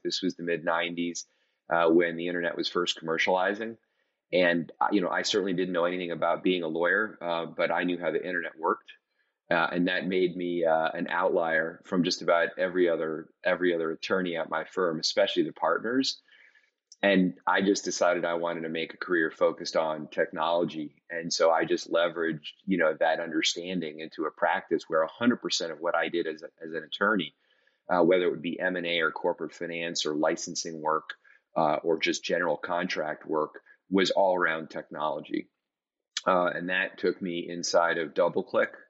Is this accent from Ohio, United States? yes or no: yes; Cleveland, Ohio, United States; also born or lived in Washington, D.C. / New York City / Hong Kong / Singapore; now in Nashville, United States; I grew up in Cleveland, Ohio